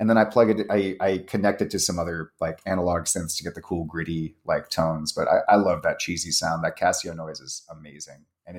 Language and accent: English; East Coast, United States; I'm from the East Coast, so it's a nice homecoming.